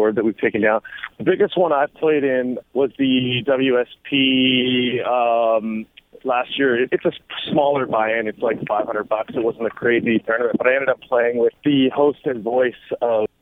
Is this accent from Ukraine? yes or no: no; Canada; being Canadian